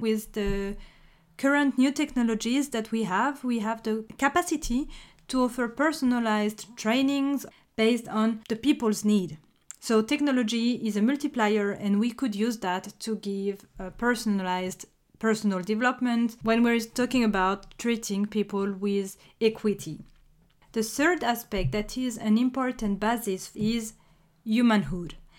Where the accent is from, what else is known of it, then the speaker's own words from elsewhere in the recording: France; accent: French; English is a second language; If you recognized my accent, you may have guessed that I'm French